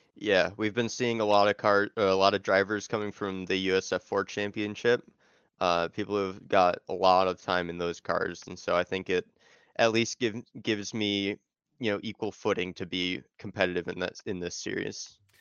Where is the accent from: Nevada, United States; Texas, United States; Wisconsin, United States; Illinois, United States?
Illinois, United States